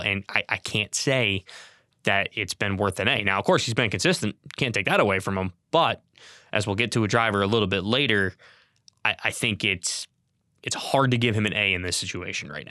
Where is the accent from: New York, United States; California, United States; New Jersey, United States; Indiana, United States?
New York, United States; Capital District of; I grew up in Capital District of New York